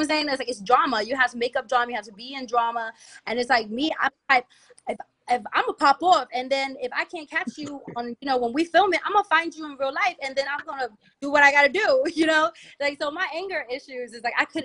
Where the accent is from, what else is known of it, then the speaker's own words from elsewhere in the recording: Capitol Heights, Maryland, United States; also born or lived in Silver Spring, Maryland / Atlanta; From Capitol Heights